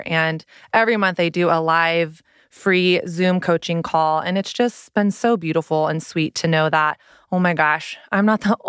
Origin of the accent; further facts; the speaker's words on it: the South, United States; I grew up in Southern Christian culture, which means I was given an abstinence-only approach to sex ed, aka Hello Purity Movement.